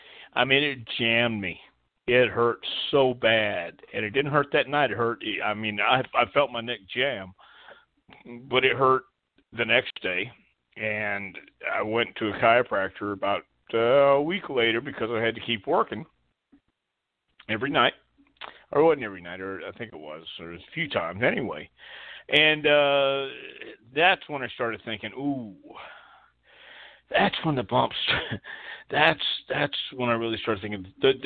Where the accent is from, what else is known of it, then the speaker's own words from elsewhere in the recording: Texas, United States; And I'm from Texas, too.